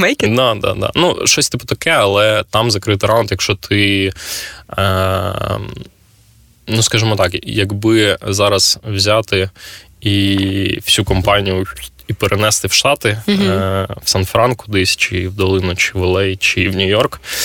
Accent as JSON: {"language": "Ukrainian", "region": "Kyiv", "country": "Ukraine", "said": "я з Києва"}